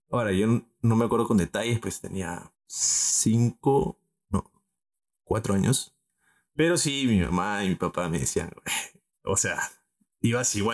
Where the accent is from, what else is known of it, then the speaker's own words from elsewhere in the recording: Arequipa, Peru; yo soy arequipeño.